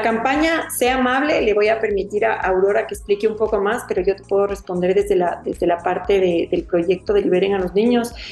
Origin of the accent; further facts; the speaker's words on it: Ecuador; como ecuatorianos